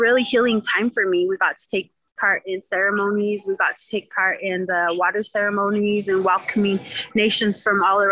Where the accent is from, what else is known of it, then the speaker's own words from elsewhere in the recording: Denver, Colorado, United States; also born or lived in Pine Ridge, South Dakota; I was raised in Denver, Colorado by my Ina Troilin Yellowwood